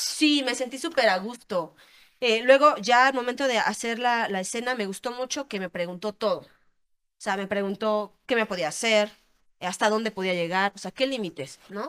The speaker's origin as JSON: {"language": "Spanish", "region": "Querétaro", "country": "Mexico", "said": "yo soy de aquí, de Querétaro"}